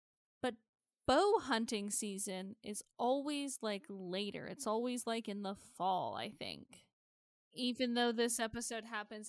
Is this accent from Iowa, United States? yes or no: yes; Iowa, United States; I grew up in Iowa. I grew up around a lot of hunters.